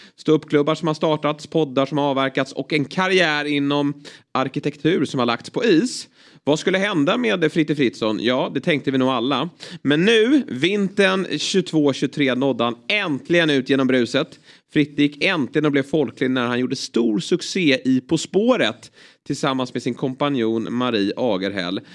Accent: Lidingö, Stockholm County, Sweden; Jag är uppvuxen ute på Lidingö

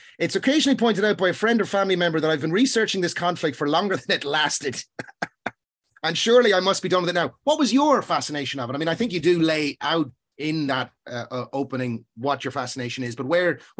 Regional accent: Dundalk, County Louth, Ireland; moved away as an adult; now in Cork, Ireland; I'm from Dundalk. I've lived in Cork since the 90s.

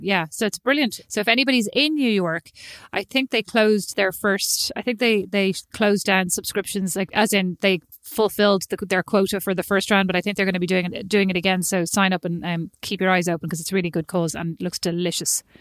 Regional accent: Ireland; moved away as an adult; I'm Irish

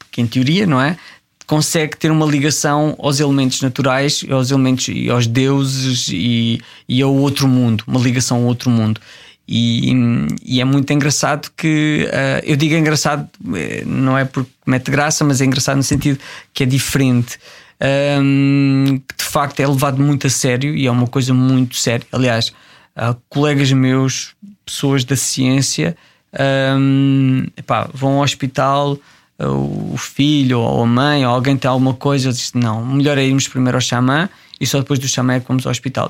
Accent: Tramagal, Centro, Portugal; moved away as an adult; also born or lived in Jordan / Angola / Mongolia; aqueles que eram da minha terra, que eram de Tramagal

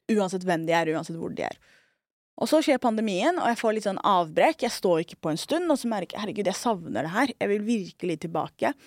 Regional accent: Oslo, Norway; also born or lived in Trondheim / New York; Jeg er en somalier fra Skullerud

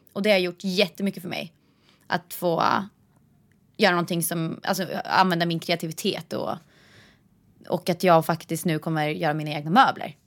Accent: Vingåker, Södermanland, Sweden; moved away; jag kommer från Vingåker och där behöver man inte fickparkera

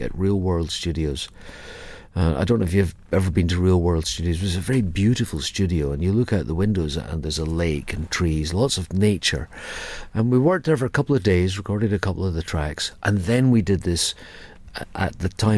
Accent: Edinburgh, Scotland, United Kingdom; also born or lived in Ayr, Scotland; I was born in Edinburgh, I lived there till I was 12, then my mum changed job. I lived with my mum and we moved to Ayr

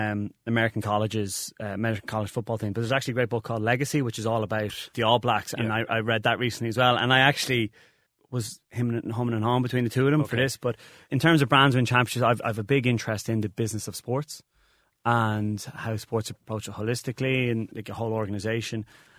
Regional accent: Ireland; as we Irish people probably have a problem of going, well, okay, we're good and let's make it better.

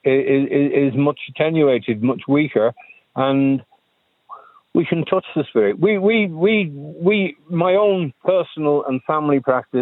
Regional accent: Isle of Man; now in Ireland; I grew up in the Isle of Man

